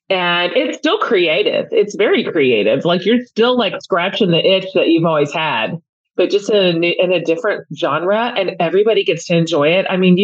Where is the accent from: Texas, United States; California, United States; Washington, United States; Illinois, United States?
Texas, United States; But I'm also Texan